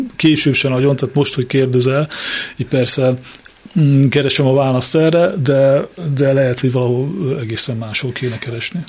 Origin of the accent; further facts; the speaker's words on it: Miskolc, Borsod-Abaúj-Zemplén, Hungary; én is Miskolci vagyok.